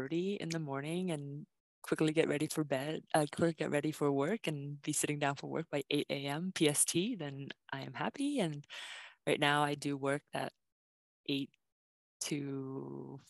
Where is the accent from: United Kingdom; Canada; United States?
Canada; Vancouver, British Columbia; I grew up in East Van, and I have so much pride about East